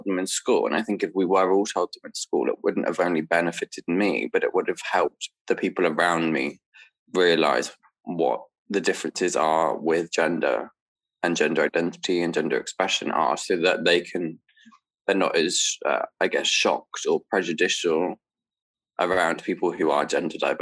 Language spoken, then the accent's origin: English; Dorchester, South West England, United Kingdom; moved away; I grew up in Dorset, which is like southwest England. In Dorchester